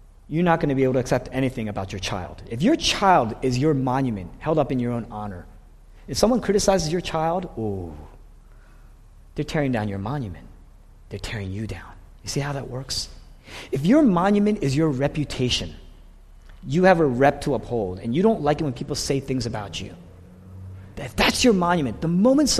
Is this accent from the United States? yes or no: yes; Fort Washington, United States; also born or lived in Boston; I grew up in this area. I grew up in Fort Washington, that area.